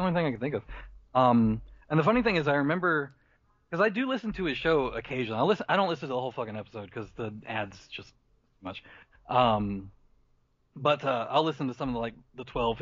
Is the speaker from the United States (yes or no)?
yes; the South, United States; we're from the South.